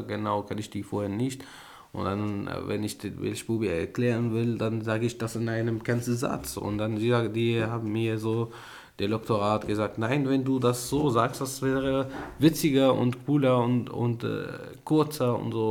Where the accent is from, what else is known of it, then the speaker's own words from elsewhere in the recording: Syria; German is a second language; moved away as an adult; now in Germany; wir sind von dieses Menschen geflüchtet und wir hatten Angst vor dieses Menschen und deswegen haben wir unser Land verlassen